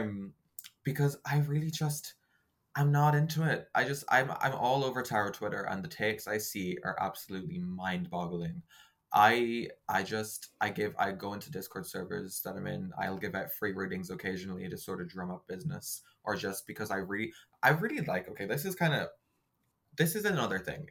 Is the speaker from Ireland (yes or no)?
yes; Ireland; I make bread because I'm very Irish